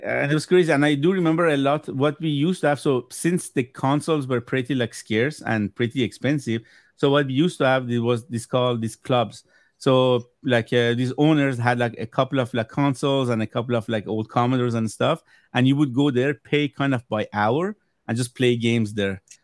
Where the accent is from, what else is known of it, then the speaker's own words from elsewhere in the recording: Iran; first language Persian; English is a second language; moved away; I'm originally from Iran, so where, when I was growing up back home